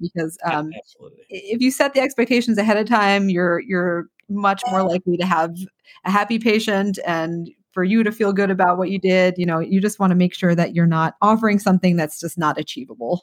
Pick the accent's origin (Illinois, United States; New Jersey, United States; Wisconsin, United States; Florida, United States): New Jersey, United States; moved away as an adult; also born or lived in New York / Birmingham, Alabama; now in Nashville, United States; I'm from New Jersey, so um, I wanted to be there for my my residency training close to home.